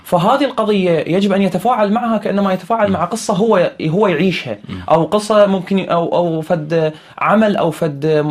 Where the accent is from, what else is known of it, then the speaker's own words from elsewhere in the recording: Iraq; عندنا بالعراق